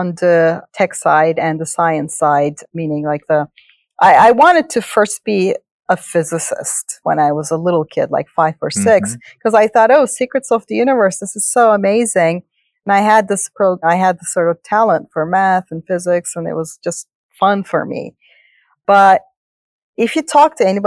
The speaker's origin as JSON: {"language": "English", "country": "Turkey", "tie": "born or raised there", "second_language": "English", "moved": "as an adult", "lives_now": "United States", "said": "I grew up in Turkey, and I didn't speak English till I was 12 or so"}